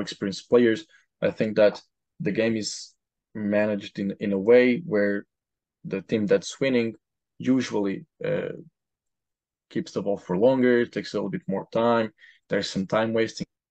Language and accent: English; Portugal; moved away as an adult; also born or lived in Lisbon, Portugal; now in Providence, United States; I'm from Portugal